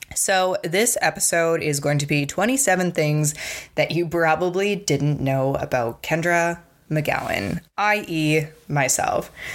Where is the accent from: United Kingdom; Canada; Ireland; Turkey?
Canada; Provost, Alberta; I grew up in Provost, Alberta